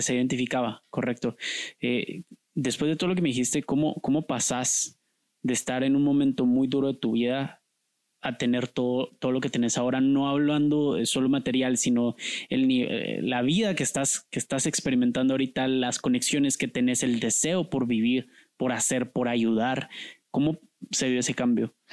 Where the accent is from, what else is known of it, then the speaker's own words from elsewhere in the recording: Guatemala; yo sí me siento guatemalteco